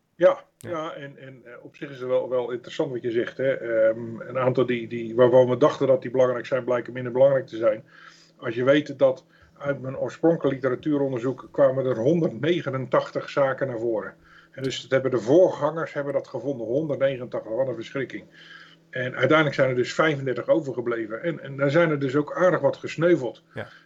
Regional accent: Netherlands; Zeker als Hollanders

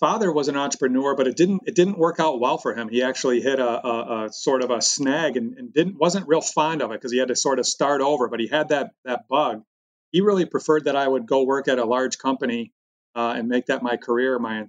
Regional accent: Michigan, United States; when I grew up, we grew up thinking that we were the center of the universe, with General Motors being number one on the Fortune 500 for 75 years in a row

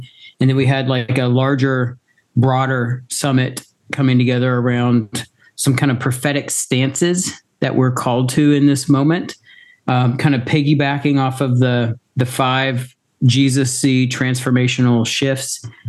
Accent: Tennessee, United States; I was born in Tennessee, but I don't know anybody in Memphis.

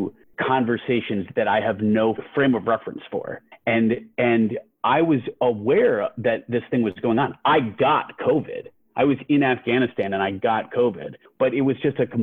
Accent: Albany, New York, United States; moved away; my hometown of Albany

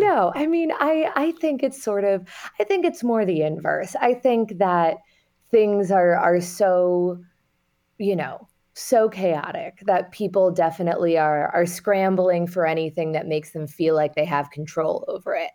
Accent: New York City, New York, United States; I, I grew up in Manhattan

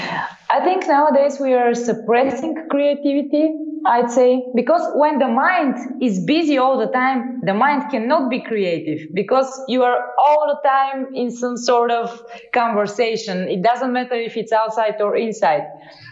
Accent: Sofia, Sofia City, Bulgaria; I founded a music school in my hometown

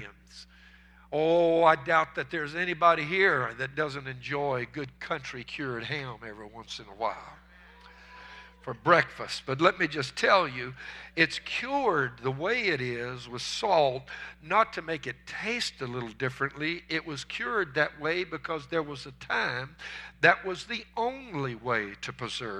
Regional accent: United States; As American Christians

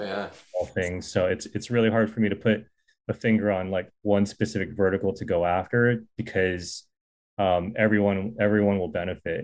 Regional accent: Silicon Valley, California, United States; I'm from the Silicon Valley before it was Silicon Valley.

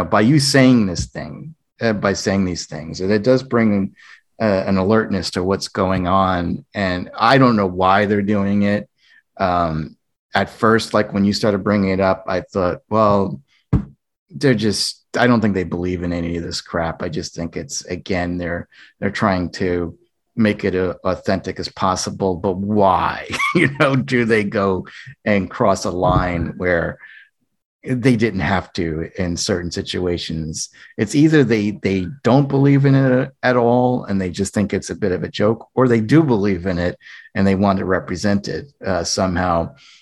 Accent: United States; being an American raised in North America

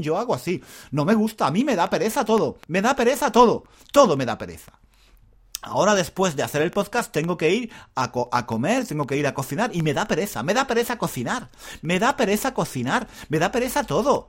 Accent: Spain; soy español

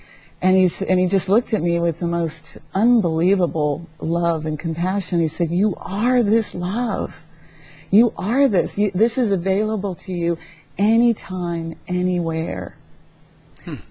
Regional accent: McLean, Virginia, United States; moved away as an adult; also born or lived in San Francisco; I grew up in McLean, Virginia.

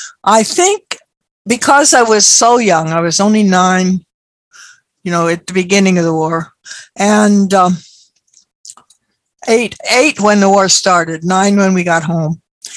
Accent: Berkeley, California, United States; also born or lived in Honolulu; Oh, Berkeley. Well, that, of course, it was World War II. We started off World War II in Honolulu. And then in August of 1942, Mama and I took a 19-day cruise across the Pacific on courtesy of the U.S. government to get back to San Francisco.

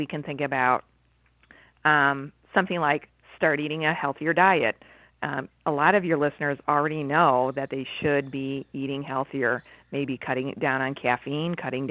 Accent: Chicago, Illinois, United States; now in Ontario, Canada; I was born and raised in Chicago, and now I'm living in Ontario

